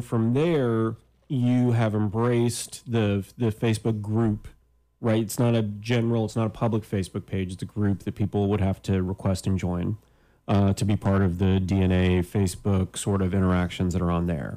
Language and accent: English; Canada; now in United States; I'm Canadian